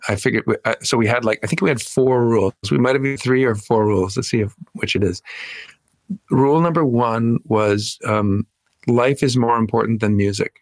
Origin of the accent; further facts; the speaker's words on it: Minneapolis, Minnesota, United States; moved away as an adult; now in Los Angeles, United States; I'm from Minneapolis. I grew up in Minneapolis.